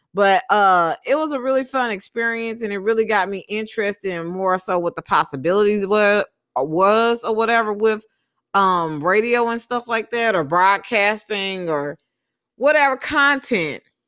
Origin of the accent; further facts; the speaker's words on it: Texas, United States; moved away; also born or lived in Mobile, Alabama / Utah; I moved to Texas when I was about four years old. Um, I lived in Texas for most of my life